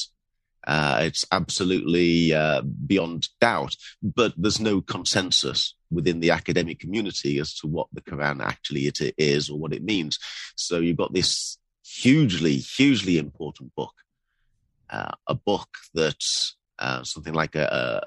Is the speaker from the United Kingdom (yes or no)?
yes; Bradford, Yorkshire and the Humber, United Kingdom; now in London, United Kingdom; my background is that I was born in Yorkshire, in Bradford